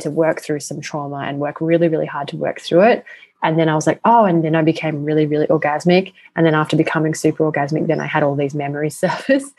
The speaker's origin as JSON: {"language": "English", "country": "Australia", "accent": "Australian", "said": "with my Australian accent"}